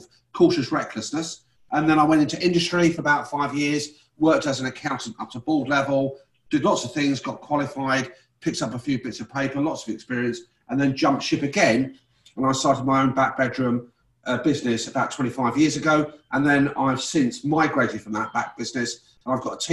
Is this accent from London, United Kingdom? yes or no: yes; London, United Kingdom; moved away as an adult; now in Leicester, United Kingdom; I was born in London. I'm one of nine kids.